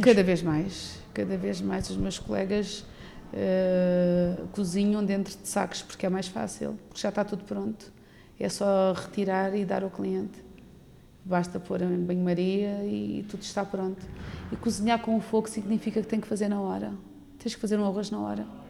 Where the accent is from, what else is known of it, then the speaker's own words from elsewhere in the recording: Tavira, Algarve, Portugal; nasci em Tavira, em Tavira. fui criada desde os 5 anos que estou em Cabanas de Tavira